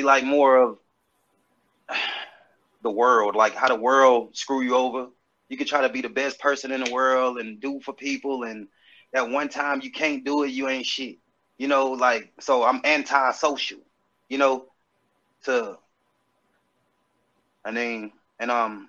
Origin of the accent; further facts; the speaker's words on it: South Carolina, United States; also born or lived in Huntsville, Alabama; I'm from South Carolina